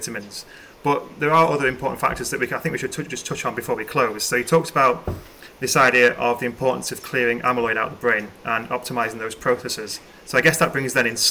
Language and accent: English; United Kingdom; As a British person, we have a culture of drinking over here